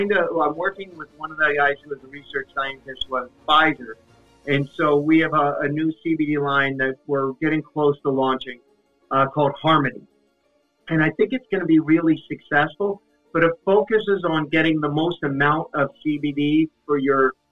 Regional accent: Los Angeles, California, United States; I'm like, yes, I'm the one from LA at this point.

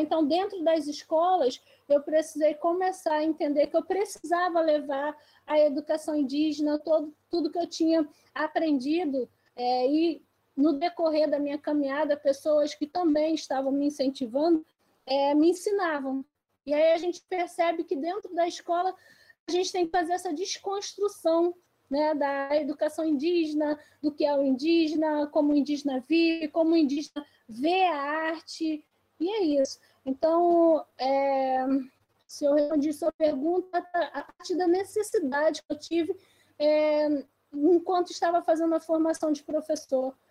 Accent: Baixada Fluminense, Rio de Janeiro, Brazil; also born or lived in Esperança, Paraíba / Lagoa do Mato, Paraíba; Eu nasci em Esperança, Paraíba, mas eu cresci em Lagoa do Mato, então não nasci em aldeia, mas eu faço parte do Cariri, né, da, de Esperança, minha avó, minha bisa, minha mãe. E hoje eu cresci lá, mas vim para o Rio de Janeiro. Né? Então, vim para o Rio de Janeiro com quase oito anos é, e fiquei aqui na Baixada Fluminense

